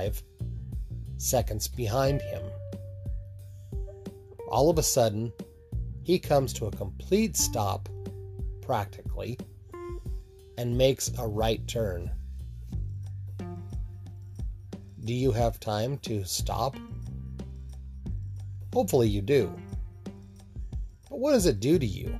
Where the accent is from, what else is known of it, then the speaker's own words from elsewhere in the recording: Utah, United States; When I grew up in Utah